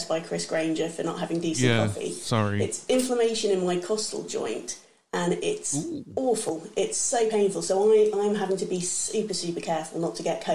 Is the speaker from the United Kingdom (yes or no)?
yes; England, United Kingdom; I'm English